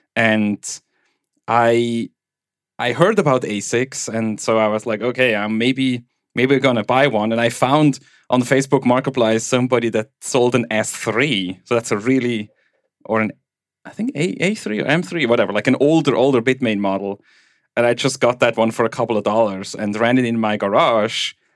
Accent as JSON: {"language": "English", "region": "German-speaking Switzerland", "country": "Switzerland", "tie": "born or raised there", "accent": "Swiss German", "first_language": "Swiss German", "second_language": "English", "said": "where I grew up in Switzerland"}